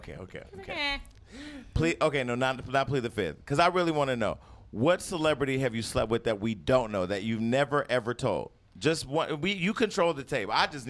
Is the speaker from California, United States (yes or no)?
yes; Stockton, California, United States; now in Los Angeles, United States; Well, I'm from Stockton.